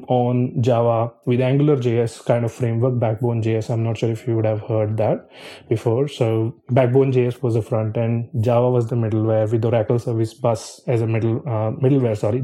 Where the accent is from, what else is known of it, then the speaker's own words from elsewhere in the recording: Chandigarh, India; moved away as an adult; also born or lived in Sydney; I'm from Chandigarh in North India, and my job was also in Chandigarh. My parents were in Chandigarh